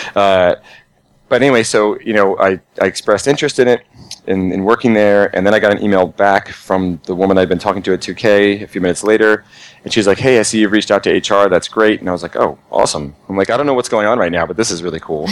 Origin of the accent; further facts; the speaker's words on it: New Jersey, United States; I'm from New Jersey